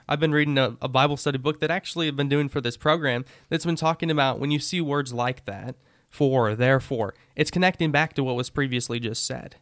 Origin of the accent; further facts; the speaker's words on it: United States; Before I'm an American, I'm still Christian